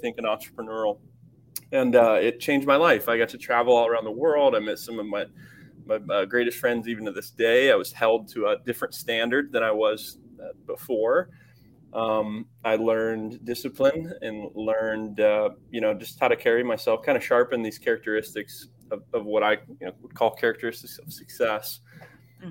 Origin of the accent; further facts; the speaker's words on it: Kokomo, Indiana, United States; moved away as an adult; I grew up in the Midwest in Kokomo, Indiana